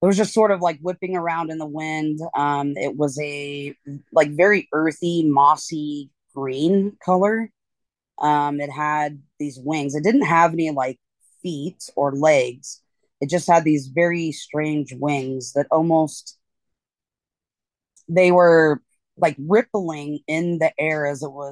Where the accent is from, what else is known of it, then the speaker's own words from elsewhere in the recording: eastern Washington State, United States; I'm from Washington State originally. Grew up in kind of the eastern part of Washington State, out in the country.